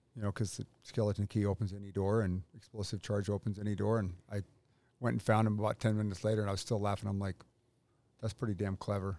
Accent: Pacific Northwest, United States; moved away as an adult; now in North Carolina, United States; I grew up in the Northwest, went in the Army in eighty-four

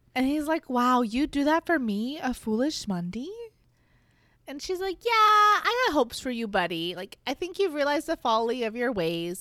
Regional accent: United States; I'm an American pig

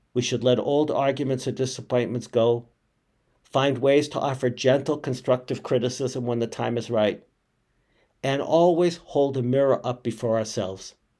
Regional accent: Boston, Massachusetts, United States; Growing up in Boston and with cousins in Manhattan, I had spent my entire life in New England and New York

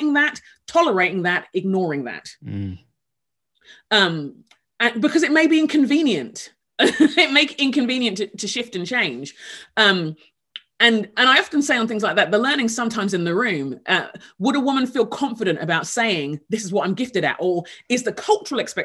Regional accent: England, United Kingdom; moved away as an adult; also born or lived in Nigeria (heritage); now in Minneapolis, United States; England, where I grew up.

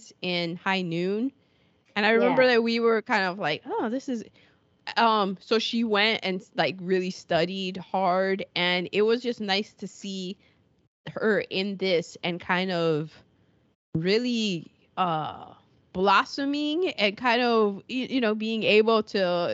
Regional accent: United Kingdom; as a Brit.

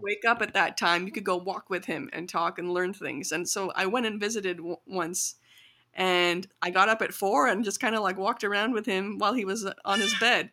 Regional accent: rural Illinois, United States; grew up kind of learning about my culture mostly through my parents and through Bollywood in small towns and in rural, you know, um, Illinois

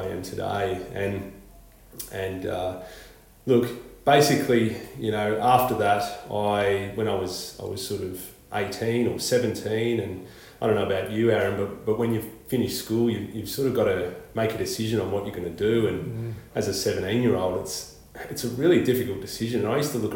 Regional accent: Melbourne, Victoria, Australia; now in Queensland, Australia; I grew up in suburbia in Victoria, in Melbourne

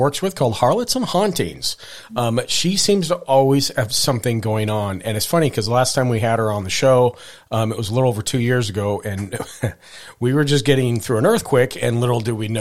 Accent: Montana, United States; when I was growing up in Montana

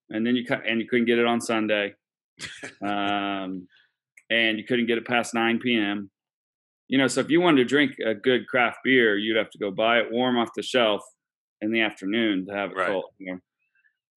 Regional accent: Oklahoma City, Oklahoma, United States; I grew up in Oklahoma City

